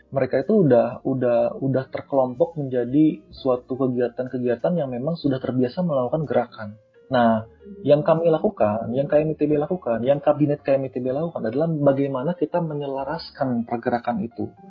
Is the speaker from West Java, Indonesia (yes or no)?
yes; Tasikmalaya, West Java, Indonesia; saya ini uh, berasal dari Tasikmalaya suatu daerah lah kemarin kamu banyak Tasikmalaya di mana